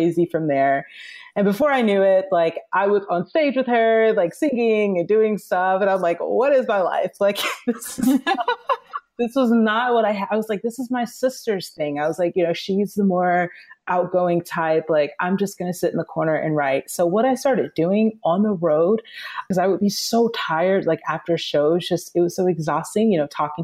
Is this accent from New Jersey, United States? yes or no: no; Atlanta, Georgia, United States; now in Los Angeles, United States